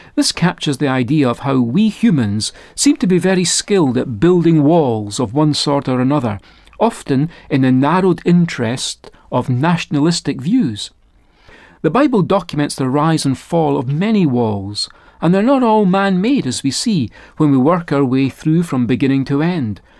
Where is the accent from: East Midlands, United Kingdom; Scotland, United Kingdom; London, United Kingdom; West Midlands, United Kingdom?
Scotland, United Kingdom; I was raised on the north side of the border that divides Scotland and England